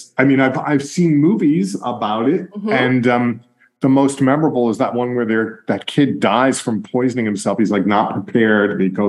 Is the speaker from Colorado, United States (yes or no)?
no; New York, United States; moved away as an adult; also born or lived in Boston; being a New Yorker. And although I lived in Boston for like 20 years and I'm back in New York